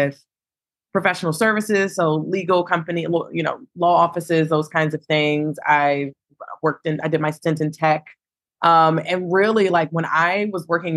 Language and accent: English; Baltimore, Maryland, United States; I am born and raised in Baltimore, Maryland